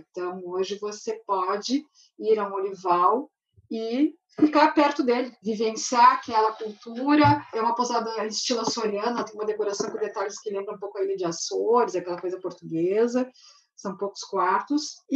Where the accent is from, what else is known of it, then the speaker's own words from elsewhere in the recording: Rio Grande do Sul, Brazil; é eu sou gaúcho, tchê.